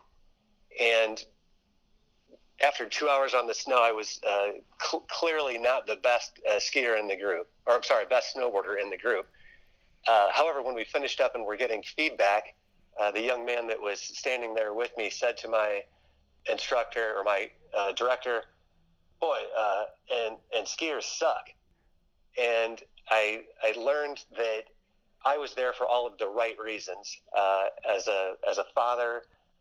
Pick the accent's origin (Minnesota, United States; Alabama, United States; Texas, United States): Minnesota, United States; Lakeville; I am from the Twin Cities area of Minnesota, technically in Lakeville